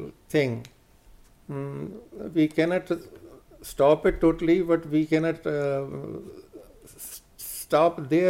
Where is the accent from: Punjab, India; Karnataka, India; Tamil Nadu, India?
Punjab, India; Jalandhar; moved away as an adult; now in Canada; I was born in Punjab district, Jalandhar, India, and I was there as executive engineer with the Punjab government. Then I moved here in 1994.